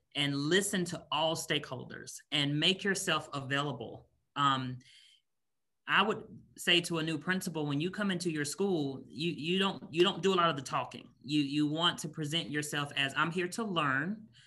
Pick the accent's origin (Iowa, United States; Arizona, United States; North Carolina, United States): North Carolina, United States; Raleigh; moved away as an adult; also born or lived in Washington, D.C. area / Northern Virginia; now in Kentucky, United States; I'm originally from Raleigh, North Carolina. So, born and raised in North Carolina.